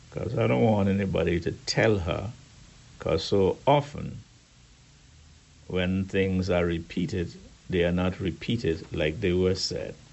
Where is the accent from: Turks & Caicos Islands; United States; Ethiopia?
Turks & Caicos Islands; Peppertown; but you must remember I grew up in Peppertown and elsewhere. That's the way we roll.